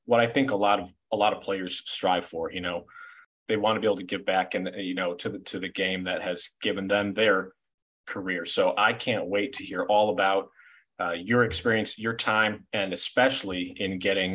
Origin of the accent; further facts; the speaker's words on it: Cleveland, Ohio, United States; getting to live in downtown Cleveland, growing up in Cleveland